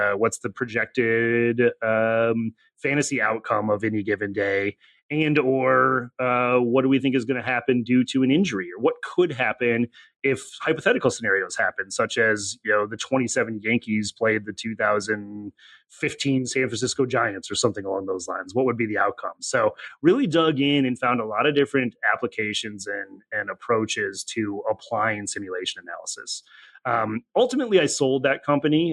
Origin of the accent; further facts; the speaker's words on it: Janesville, Wisconsin, United States; moved away as an adult; now in Cincinnati, United States; came here for school, but actually grew up in uh, Janesville, Wisconsin, a relatively small town